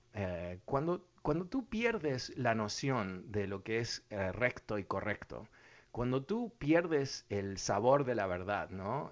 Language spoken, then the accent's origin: Spanish; Uruguay; yo soy de Uruguay